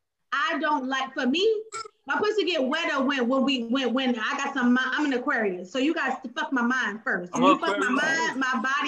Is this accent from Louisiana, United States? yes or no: no; Philadelphia, Pennsylvania, United States; I grew up in Philly